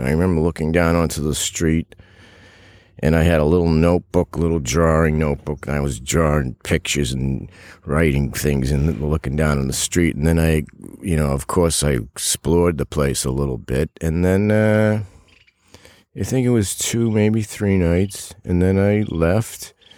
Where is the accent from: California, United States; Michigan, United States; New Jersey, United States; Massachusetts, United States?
Massachusetts, United States; moved away as an adult; also born or lived in New York City / Los Angeles; I'm from Massachusetts, but I lived in New York City in, like, mid-eighties to early ninety